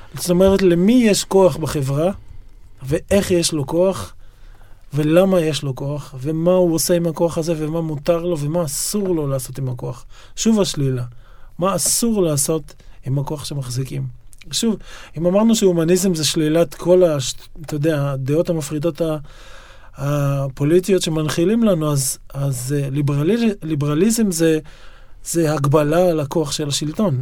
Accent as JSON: {"language": "Hebrew", "town": "Yokneam", "region": "Northern District", "country": "Israel", "tie": "born or raised there", "also_born_or_lived": "Haifa", "moved": "yes", "lives_now": "Tel Aviv, Israel", "said": "נולדתי בחיפה, אבל גדלתי ביוקנעם"}